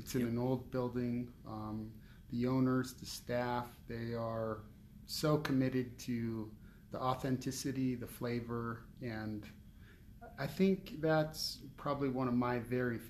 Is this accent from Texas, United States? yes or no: no; Orange County, California, United States; And I grew up in Orange County